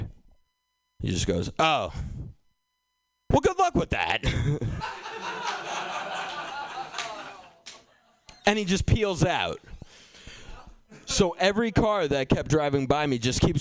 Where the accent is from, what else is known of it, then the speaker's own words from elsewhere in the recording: Boston, Massachusetts, United States; I grew up in Boston